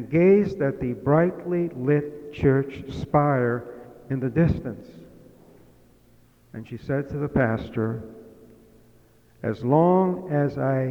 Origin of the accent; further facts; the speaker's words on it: Massachusetts, United States; moved away; in my home state of Massachusetts, well, it used to be my home